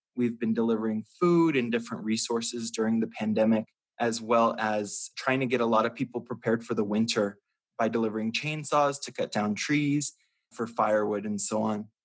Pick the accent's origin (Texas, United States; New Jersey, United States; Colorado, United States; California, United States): Colorado, United States; Denver; moved away as an adult; now in Albuquerque, United States; I actually am originally from Denver, Colorado, and was born and raised in Denver, Colorado, and went to Denver Public Schools